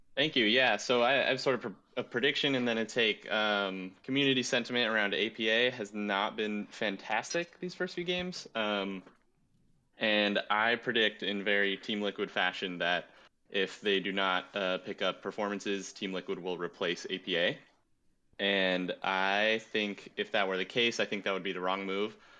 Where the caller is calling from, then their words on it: Huntington Beach, California, United States; calling from Huntington Beach, California